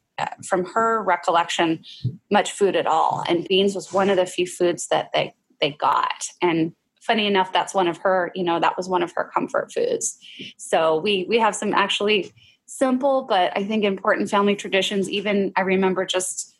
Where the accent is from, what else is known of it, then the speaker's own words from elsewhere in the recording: Oregon, United States; moved away; I did grow up having fry bread. I grew up in Oregon, actually